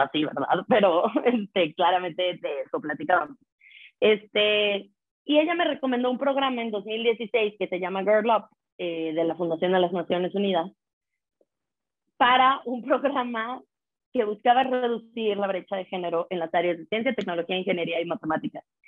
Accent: San Luis Potosí, Mexico; moved away as an adult; also born or lived in Puebla; soy de San Luis Potosí

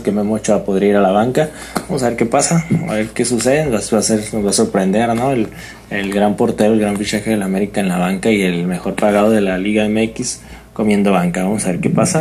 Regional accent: Mexicali, Baja California, Mexico; yo soy de aquí, de Mexicali

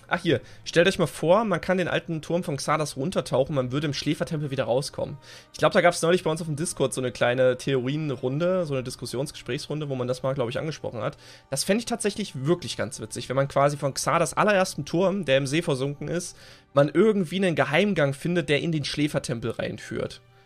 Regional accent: East Germany, Germany; wir kommen halt aus dem Osten

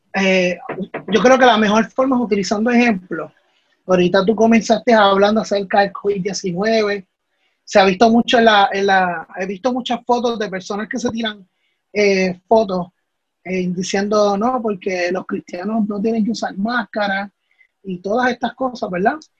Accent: Puerto Rico; los problemas que nosotros vivimos como país, como puertorriqueños

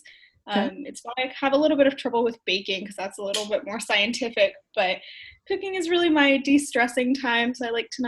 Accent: Waltham, Massachusetts, United States; I grew up in Waltham, which is about 20 minutes away from Boston

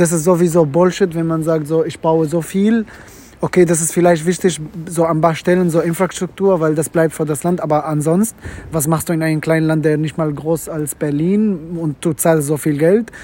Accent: Syria; German is a second language; moved away as an adult; also born or lived in Mecca (ancestry) / Gulf countries; now in Germany; ich bin in Syrien aufgewachsen

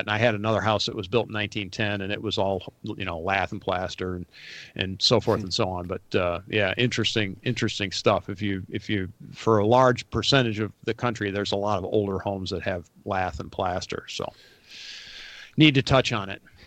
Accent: Rochester, New York, United States; now in Atlanta, United States; I grew up in Western New York, outside Rochester, New York

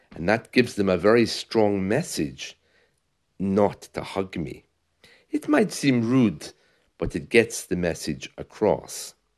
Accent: United Kingdom; moved away as an adult; also born or lived in Spain; I'm British

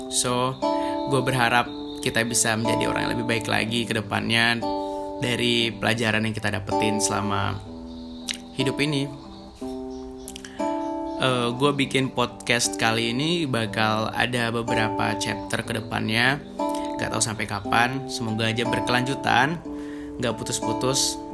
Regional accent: Padang, West Sumatra, Indonesia; now in Bogor, Indonesia; Gue berasal dari Padang Cuman gue sekarang lagi kuliah di Bogor

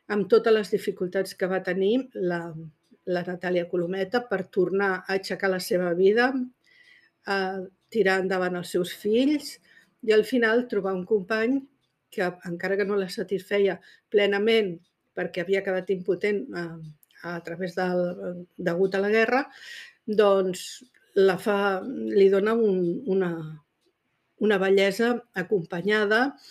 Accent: Catalonia, Spain; som aquí, som catalanes

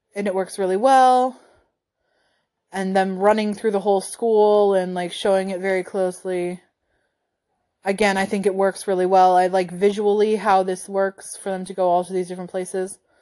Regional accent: United States; as an American

